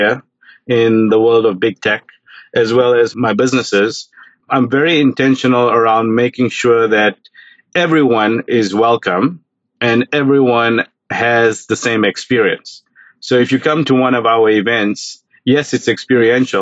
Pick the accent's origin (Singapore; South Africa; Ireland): South Africa; now in United States; growing up in South Africa, I grew up during apartheid